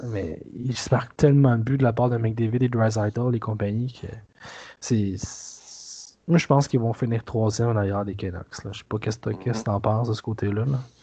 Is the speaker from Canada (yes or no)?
yes; Quebec, Canada; en tant que Québécois